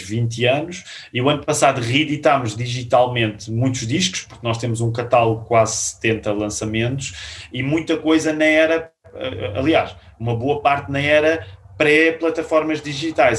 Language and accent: Portuguese; Queluz, Lisbon, Portugal; nós crescemos na Igreja Batista de Queluz